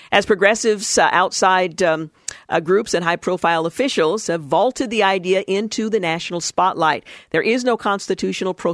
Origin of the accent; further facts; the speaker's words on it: Oklahoma, United States; Well, you know, I grew up in Oklahoma. I learned about my family from my family.